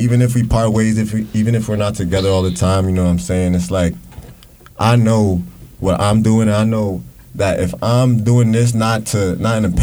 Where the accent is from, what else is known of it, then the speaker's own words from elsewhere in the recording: New York City, New York, United States; also born or lived in Queens / Ridgewood / Bed-Stuy; I'm born in Brooklyn.